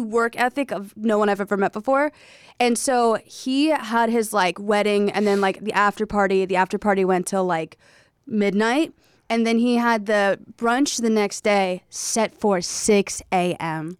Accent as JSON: {"language": "English", "region": "South Carolina", "country": "United States", "tie": "born or raised there", "said": "I was raised in South Carolina"}